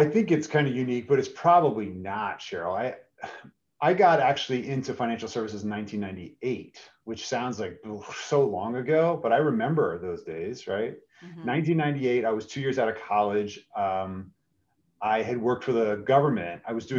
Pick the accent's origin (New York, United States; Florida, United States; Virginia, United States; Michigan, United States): New York, United States; New York City; now in Philadelphia, United States; I'm originally from New York City, moved to Philadelphia with my mom, single mom who brought us here, and stayed in Philadelphia after graduation.